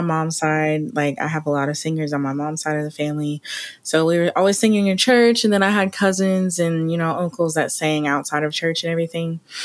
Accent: Oklahoma City, Oklahoma, United States; born and raised Oklahoma City

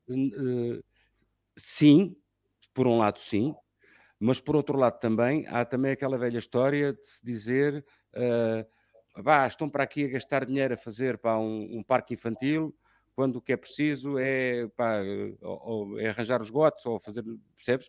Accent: Lisbon, Portugal; moved away as an adult; now in Sintra, Portugal; sou lisboeta de, de segunda geração, né? e gosto muito de ser lisboeta de segunda geração e adoro Lisboa

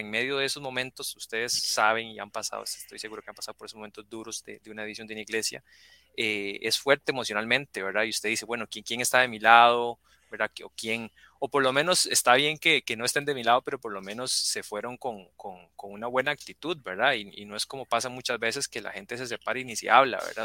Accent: Costa Rica; estabas aquí en Costa Rica, estabas en mi país

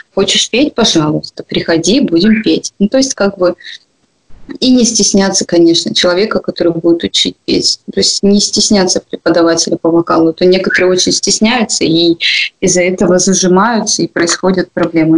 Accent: Komsomolsk-on-Amur, Khabarovsk Krai, Russia; А мы вообще из Комсомольска

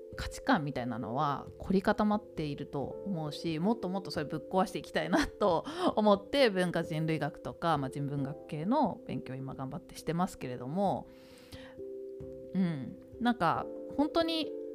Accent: Tokyo, Japan; 東京で育って

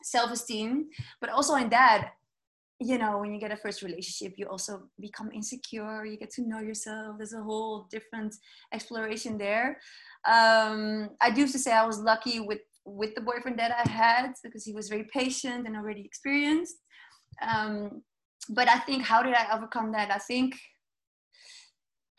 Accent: Amsterdam, North Holland, Netherlands; although I speak Dutch, you know, I was born here in Amsterdam

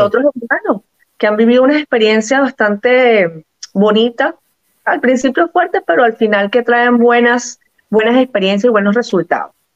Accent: Venezuela; moved away as an adult; also born or lived in Portugal; now in Cascais, Portugal; La única nacida en Venezuela soy yo

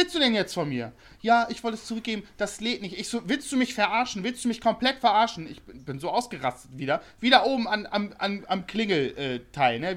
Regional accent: Bremen, Germany; now in Hamburg, Germany; ich komme aus Bremen

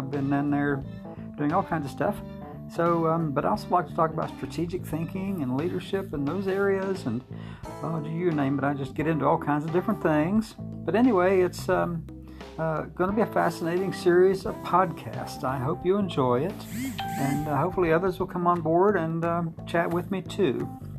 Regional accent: Tuscaloosa, Alabama, United States; I am from Tuscaloosa, Alabama, and I work at the University of Alabama

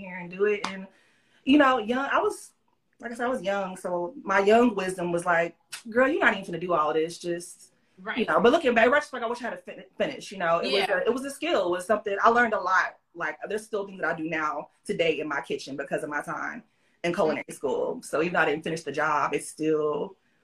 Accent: Austin, Texas, United States; I'm an Austin, Texas native, born and raised

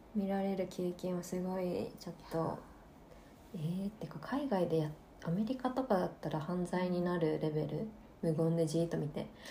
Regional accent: Tokyo, Japan; 東京私は生まれ育ってるけど

